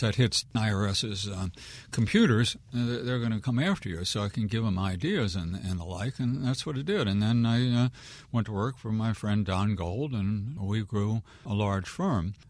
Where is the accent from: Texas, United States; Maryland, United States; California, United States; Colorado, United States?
Maryland, United States; Wheaton; I'm a born and raised Wheaton kid